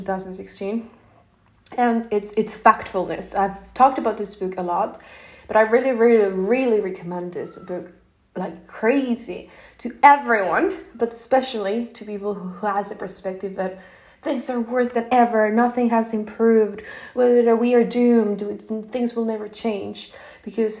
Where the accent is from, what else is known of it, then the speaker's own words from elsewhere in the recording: Mexico; English is a second language; now in Norway; I'm not American, I'm Mexican. And I don't live in Mexico or US, I live in Norway right now